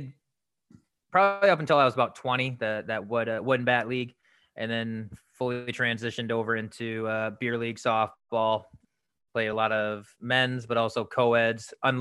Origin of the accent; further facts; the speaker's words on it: Iowa, United States; moved away as an adult; now in South Korea; went back to my hometown, small town in Iowa